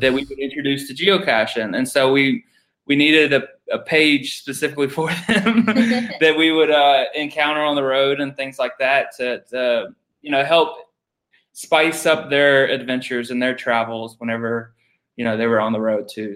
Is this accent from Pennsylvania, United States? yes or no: no; Georgia, United States; moved away; I'm from Georgia